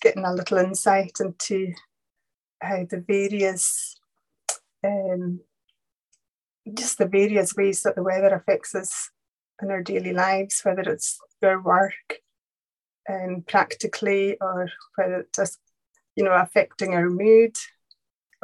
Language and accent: English; Lewis, Outer Hebrides, Scotland, United Kingdom; I was born here and brought up here, and brought up speaking Gaelic as well as English